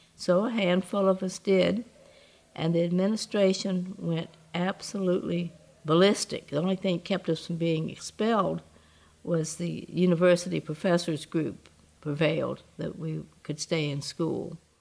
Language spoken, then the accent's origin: English; the South, United States; as a Southerner